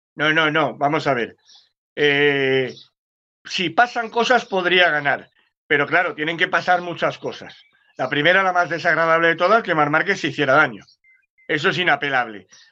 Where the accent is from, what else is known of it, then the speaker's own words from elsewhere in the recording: Cádiz, Andalusia, Spain; soy de Cádiz